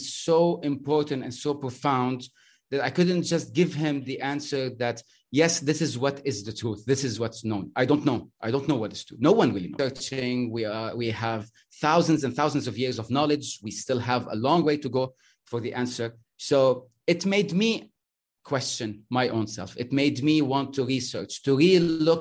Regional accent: Lebanon; I'm Lebanese. I'm from the Arab world.

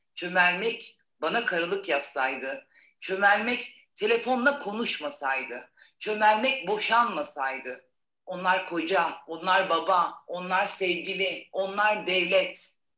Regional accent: Balıkesir, Turkey; now in Adana, Turkey; Balıkesir doğumluyum

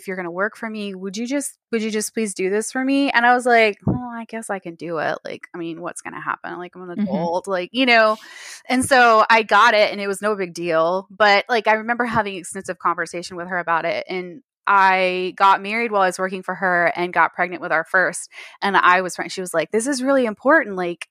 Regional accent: Texas, United States; I'm in Texas

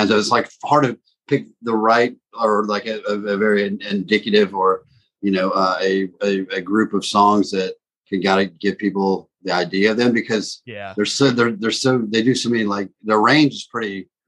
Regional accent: South Georgia, United States; also born or lived in Baghdad, Iraq; I was born in Baghdad to Catholic parents and then grew up in South Georgia

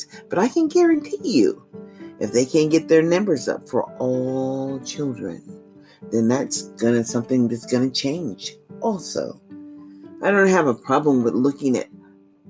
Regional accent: United States; as an American citizen

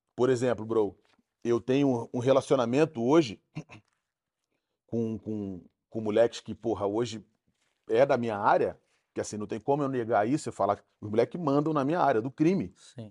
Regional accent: Rio de Janeiro, Brazil; also born or lived in Nova Holanda, Rio de Janeiro; Vila do Pinheiro é uma favela no Rio de Janeiro. Eu sou de lá, nascido na Nova Holanda

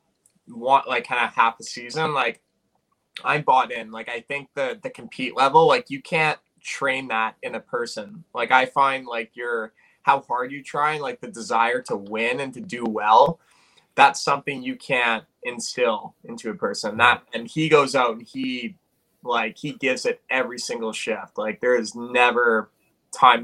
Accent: Calgary, Alberta, Canada; moved away; I'm from Calgary

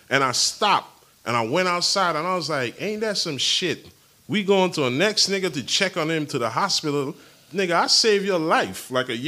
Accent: U.S. Virgin Islands; The Virgin Islands is three islands. St. Thomas, St. John, St. Croix. I'm from St. Thomas

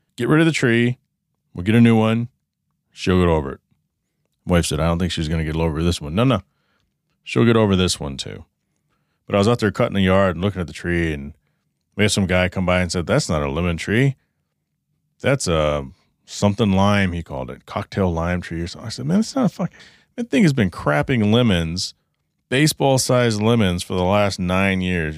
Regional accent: Texas, United States; now in southwest United States; I grew up in Texas

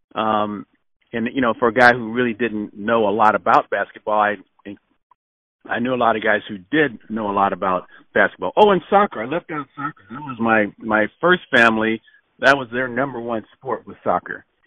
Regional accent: Los Angeles, California, United States; moved away as an adult; also born or lived in Arizona; I grew up in Los Angeles, uh, California

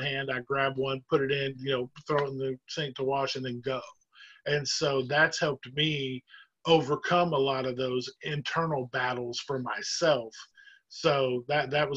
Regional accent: Oklahoma, United States; now in Jacksonville, United States; I'm from Oklahoma originally, even though I live in Jacksonville now

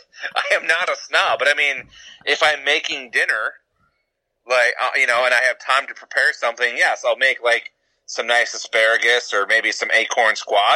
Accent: Kansas, United States; I'm from Kansas

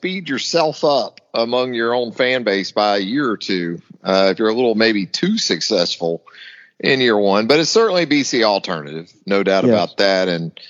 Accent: Northeast Florida, United States; growing up in Northeast Florida

